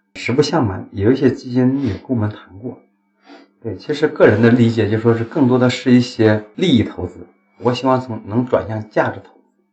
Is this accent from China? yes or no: yes; China; 其实我们中国人还是很团结，还是很积极的。